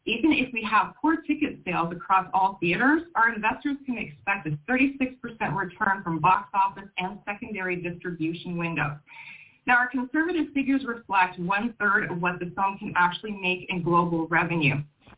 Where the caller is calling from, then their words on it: Toronto, Ontario, Canada; I'm actually checking in from Toronto, Ontario, Canada.